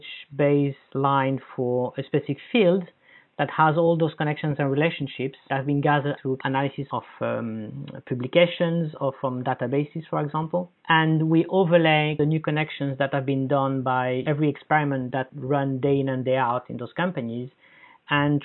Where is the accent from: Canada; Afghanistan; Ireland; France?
France; Paris, Île-de-France; moved away; I come from Paris